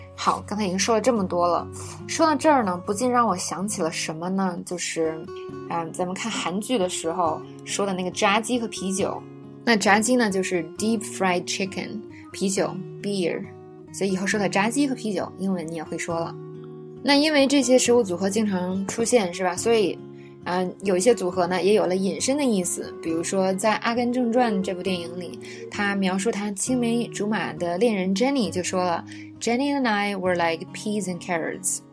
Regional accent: China; 我们中国人

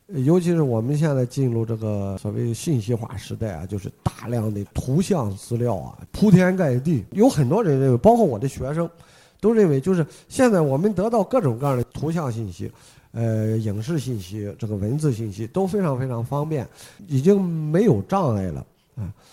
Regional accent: China; 我们中国人

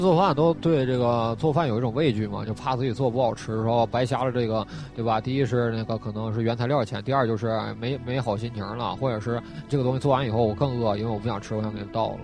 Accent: Northeast China, China; 我老家这个是生产啊

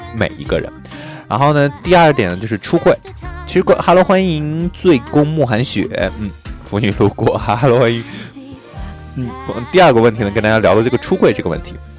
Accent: northern China, China; 我就是北方人

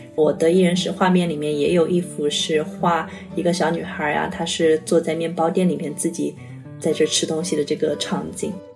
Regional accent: China; 我是中国人

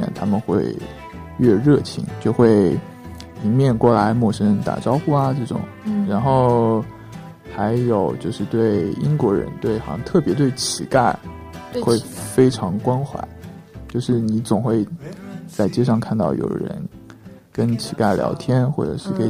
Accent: China; now in Pakistan; 他看到我们是中国人，会多送我们饮料

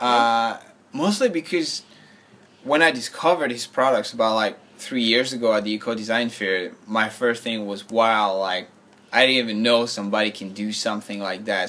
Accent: France; moved away as an adult; now in Shanghai, China; I'm from France.

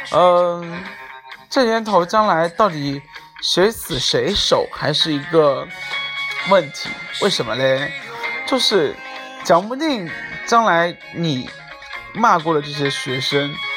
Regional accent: China; 我也是中国人

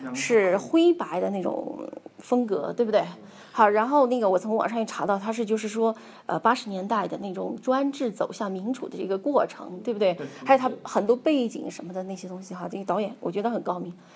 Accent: Yunnan, China; 就像我们云南人都爱吃辣椒

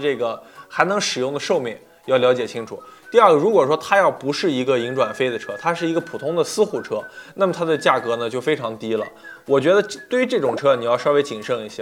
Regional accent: Yantai, Shandong, China; 我今年五十七岁了，我是烟台人。

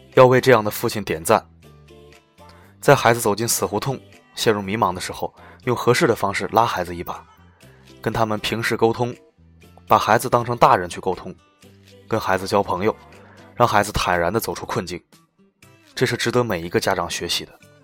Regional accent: China; 我们中国人

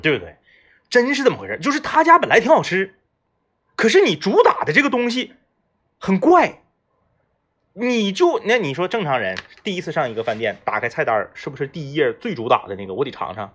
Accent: Northeast China, China; 作为一个土生土长的东北人

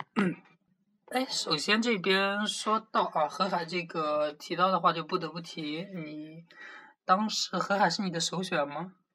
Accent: Jiangsu, China; 虽然作为一名江苏人，对于辣的东西没有很大的那个共鸣感

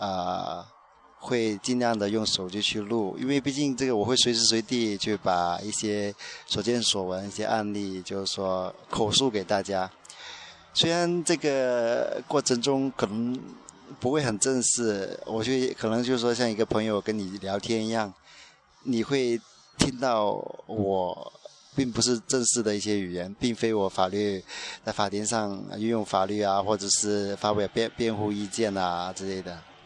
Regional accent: Guangdong, China; 虽然我是一个广东人，但是我从小到大都不都基本上不讲粤语

